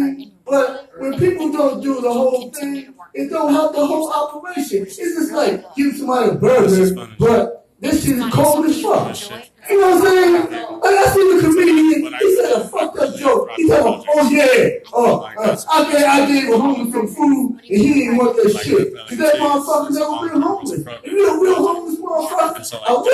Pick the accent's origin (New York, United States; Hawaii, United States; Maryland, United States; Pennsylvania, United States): Maryland, United States; Baltimore; now in California, United States; I'm from Baltimore